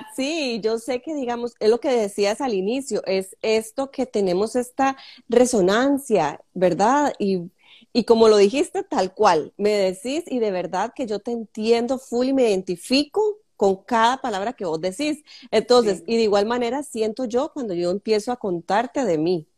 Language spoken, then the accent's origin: Spanish; Sámara, Guanacaste, Costa Rica; yo soy de Samara o sea, nativa eh, samareña